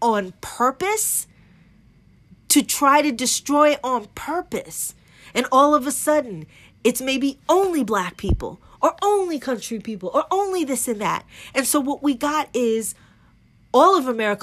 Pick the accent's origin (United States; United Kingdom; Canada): United States; I'm American